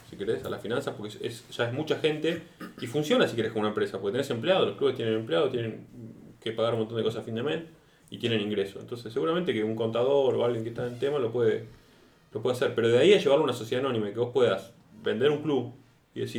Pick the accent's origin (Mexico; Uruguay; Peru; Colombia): Colombia; Barbosa; Yo soy de Barbosa